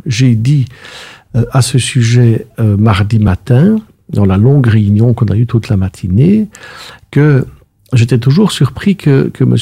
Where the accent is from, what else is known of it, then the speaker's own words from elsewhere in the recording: Brussels, Brussels-Capital Region, Belgium; je suis intensément bruxellois. Je suis né à la rue Haute, derrière la dame qui vend des caricoles